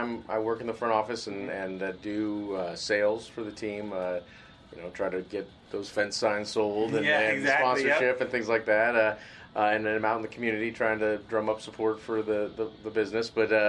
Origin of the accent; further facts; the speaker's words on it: Bay Area, California, United States; I grew up in the Bay Area